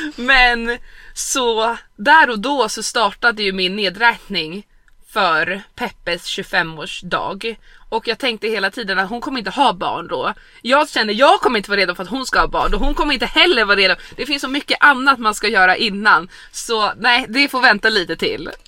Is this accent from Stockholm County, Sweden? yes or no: yes; Stockholm, Stockholm County, Sweden; moved away as an adult; hemma i Stockholm